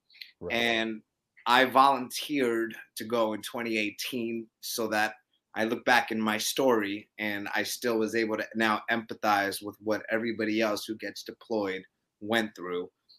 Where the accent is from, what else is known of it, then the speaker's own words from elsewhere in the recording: Brooklyn, New York, United States; I'm a New Yorker. Grew up in Brooklyn.